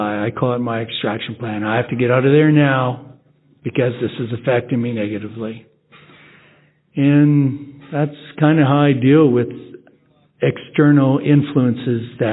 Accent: Edmonton, Alberta, Canada; I'm from Edmonton, Alberta, Canada

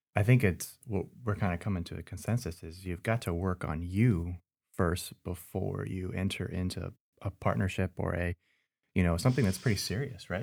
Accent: Southern California, United States; moved away as an adult; also born or lived in East Tennessee; I'm originally from Southern California

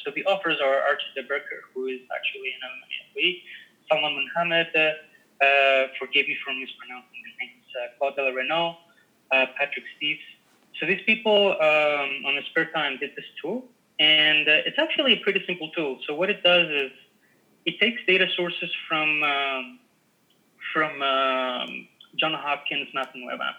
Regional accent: Greece; I'm Greek. Yeah. I come from Greece

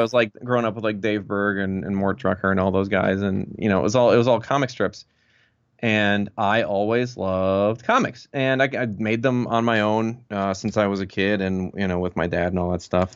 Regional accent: Milwaukee, Wisconsin, United States; moved away as an adult; now in Los Angeles, United States; I'm originally from Milwaukee

